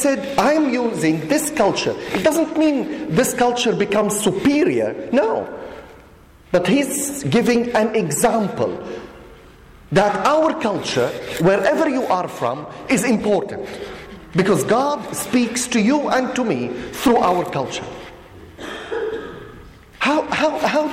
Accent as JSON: {"language": "English", "country": "Syria", "said": "I come, as Keith said, I come from Syria"}